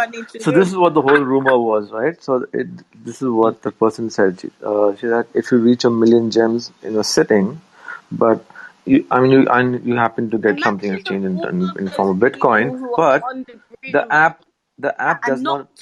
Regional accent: India; I'm from India, bro.

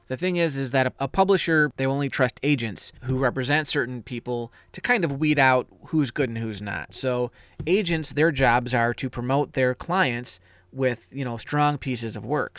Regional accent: United States; I'm American

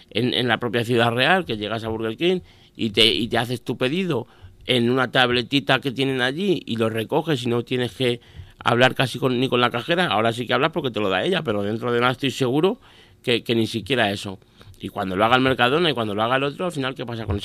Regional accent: Miguel Esteban, Castilla-La Mancha, Spain; yo cuando la pusieron en mi pueblo, ya todos los pueblos de alrededor, evidentemente, Alcázar, bueno, yo soy de Miguel Esteban, no sé si lo he dicho

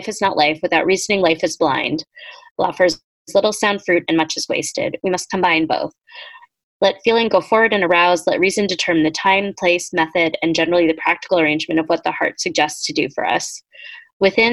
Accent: Boston, Massachusetts, United States; I'm from Boston

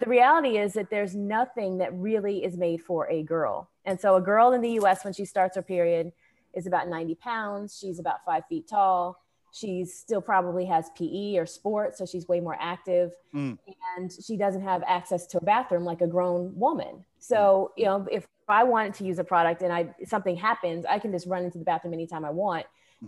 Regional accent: Danville, Illinois, United States; now in Atlanta, United States; I was raised in Danville, Illinois, which is two hours directly south of Chicago

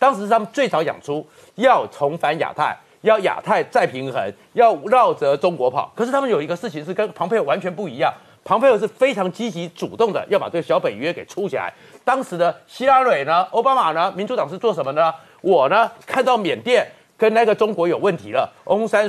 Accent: Taiwan; 我们台湾这边也会担心的是什么？

